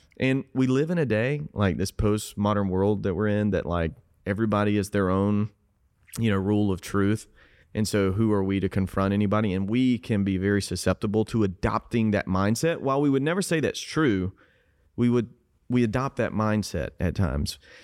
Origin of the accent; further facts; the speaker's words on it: South Georgia, United States; moved away; I grew up in South Georgia